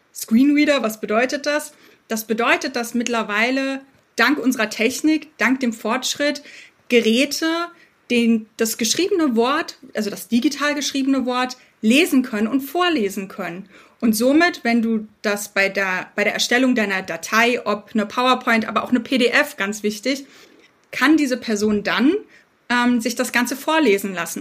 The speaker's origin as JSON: {"language": "German", "region": "Berlin", "country": "Germany", "said": "Ich selbst bin Berlinerin mit britischen Wurzeln"}